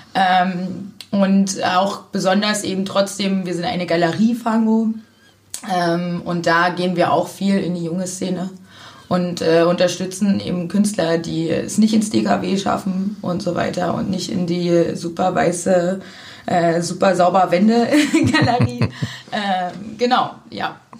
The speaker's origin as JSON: {"language": "German", "town": "Zwickau", "region": "Saxony", "country": "Germany", "moved": "as an adult", "lives_now": "Cottbus, Germany", "said": "Ich komme ursprünglich aus Sachsen."}